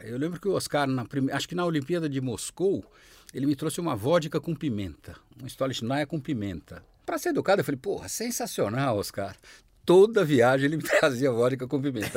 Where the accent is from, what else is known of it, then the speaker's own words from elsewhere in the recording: São Paulo, Brazil; crescemos juntos, jogando no Pinheiros